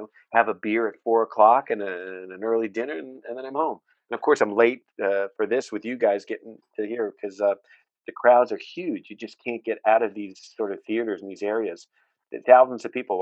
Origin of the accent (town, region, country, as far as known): United States